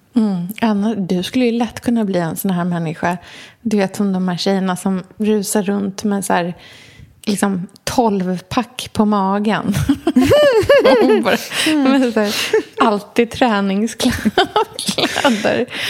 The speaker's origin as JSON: {"language": "Swedish", "town": "Norrköping", "region": "Östergötland", "country": "Sweden", "said": "åker hem till Norrköping"}